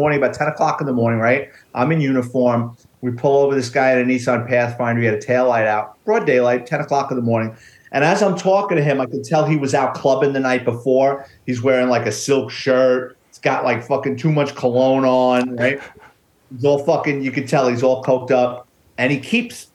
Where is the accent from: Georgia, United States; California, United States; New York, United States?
New York, United States; New York City; I grew up in the Bronx